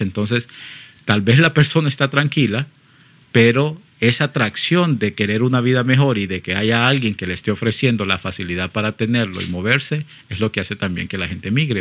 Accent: Honduras; Yo lo hablo en, en nombre propio, como hondureño

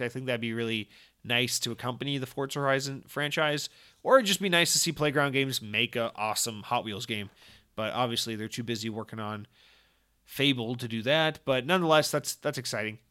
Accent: Georgia, United States; I, I, I'm from Georgia

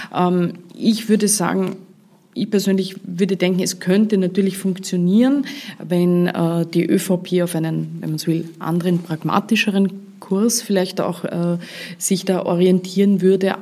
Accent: Vorarlberg, Austria; Als Vorarlbergerin

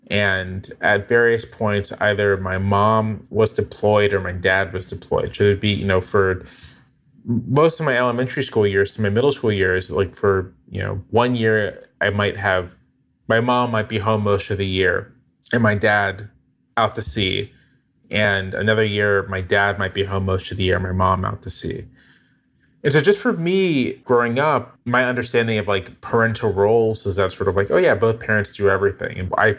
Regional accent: Virginia, United States; I'm from Virginia, but my parents are from Georgia and Florida. We're descendants of enslaved people.

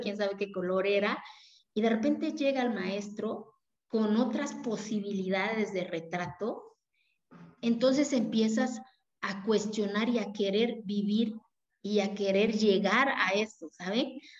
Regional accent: Mexico; first language Zapotec; Spanish is a second language; moved away; Yo vengo de una comunidad indígena de la cual me siento orgullosa

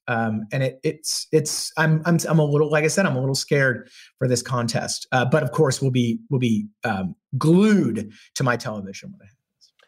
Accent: Texas, United States; moved away as an adult; also born or lived in Charlottesville, Virginia; growing up in Texas

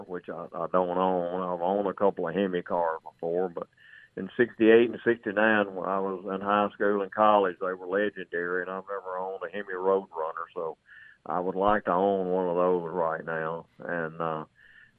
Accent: North Mississippi, United States; I was born and raised in Mississippi

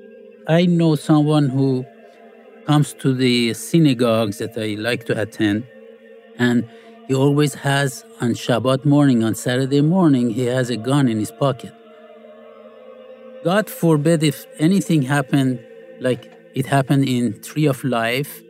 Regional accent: Iran; moved away; I grew up in Iran

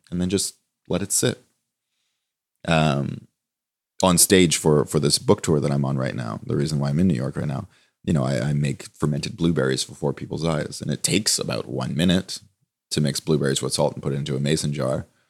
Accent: Toronto, Ontario, Canada; moved away as an adult; also born or lived in Copenhagen; I grew up in Toronto

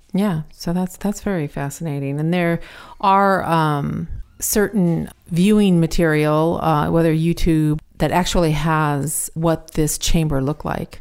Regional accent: United States; I'm American

